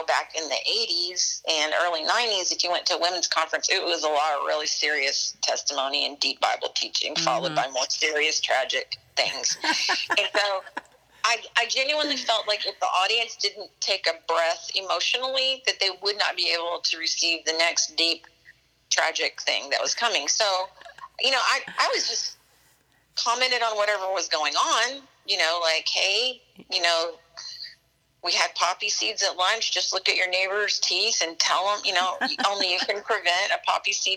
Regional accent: Central Texas, United States; I grew up in Central Texas, about an hour outside of Austin in a really tiny town

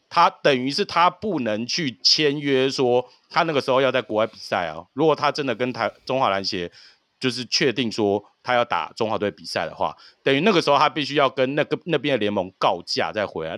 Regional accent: Taiwan; 我们台湾

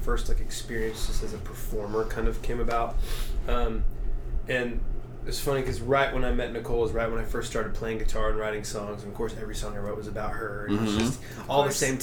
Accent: Knoxville, Tennessee, United States; moved away as an adult; now in Nashville, United States; I grew up in Knoxville.

